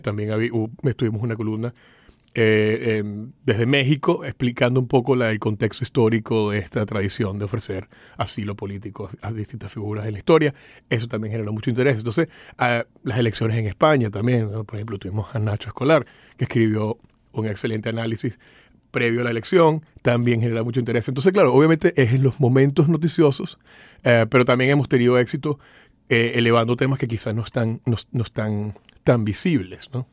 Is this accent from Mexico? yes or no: no; Venezuela; moved away as an adult; also born or lived in Miami; now in United States; nací en Venezuela, me vine acá a estudiar a la universidad